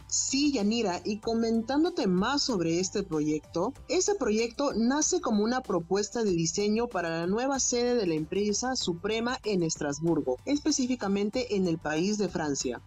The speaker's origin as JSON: {"language": "Spanish", "town": "Chimbote", "region": "Ancash", "country": "Peru", "tie": "born or raised there", "said": "yo soy de Chimbote"}